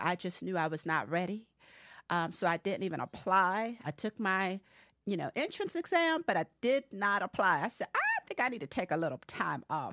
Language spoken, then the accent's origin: English; Harrisburg, Pennsylvania, United States; moved away as an adult; I hail from Harrisburg, Pennsylvania. I am a transplant. I have been here since I was eighteen.